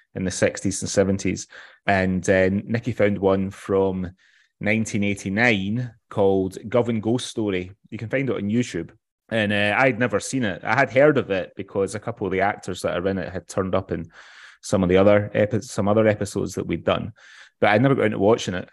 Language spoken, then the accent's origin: English; West Coast of Scotland, United Kingdom; I'm from the West Coast, so I'm a bit of a mints and tatties